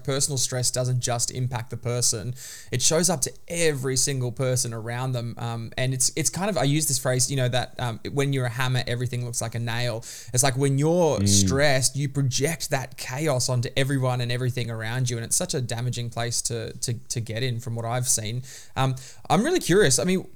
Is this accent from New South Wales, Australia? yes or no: no; Queensland, Australia; I'm a fellow Queenslander right here.